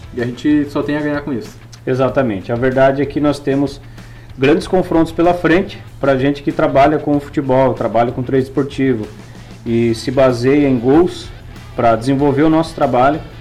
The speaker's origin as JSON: {"language": "Portuguese", "country": "Brazil", "said": "nós que somos brasileiros"}